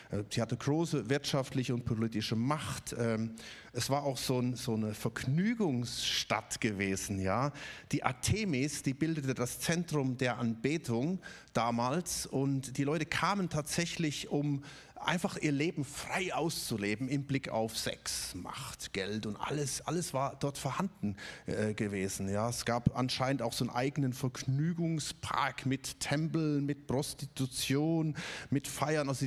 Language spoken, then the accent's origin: German; Ludwigsburg, Baden-Württemberg, Germany; Ich komme auch nicht aus Stuttgart, ich komme aus Ludwigsburg und trotzdem fühle ich mich als Stuttgarter.